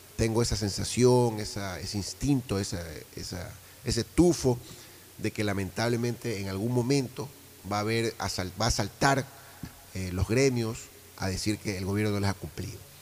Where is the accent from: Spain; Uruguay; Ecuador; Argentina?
Ecuador; como ecuatoriano, como ciudadano